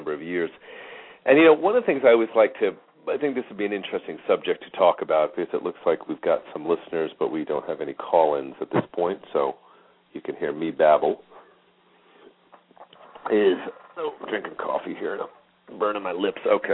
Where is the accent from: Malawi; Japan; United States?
United States; Long Island, New York; moved away as an adult; now in Phoenix, United States; I grew up in New York